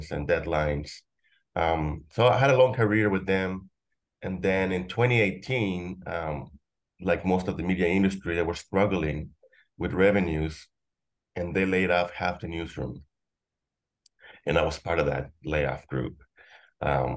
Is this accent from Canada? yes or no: no; Juchipila, Zacatecas, Mexico; moved away; also born or lived in Los Angeles, United States / Inglewood, United States / McAllen, Texas, United States; I was in this small town from the third grade to high school. And by that point, it was the late 1980s. The economy in Mexico was faltering, especially in my hometown, Juchipila, Zacatecas